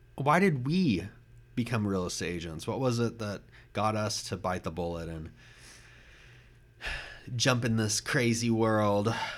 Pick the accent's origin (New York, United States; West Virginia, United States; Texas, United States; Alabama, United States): Texas, United States; Austin; I grew up in Austin